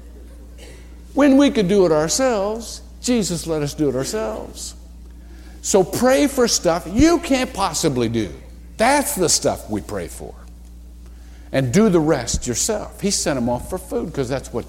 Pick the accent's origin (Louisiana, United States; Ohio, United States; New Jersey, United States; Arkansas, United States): Ohio, United States; Shelby; moved away; I'm a little white boy from Shelby, Ohio. I come from the Midwest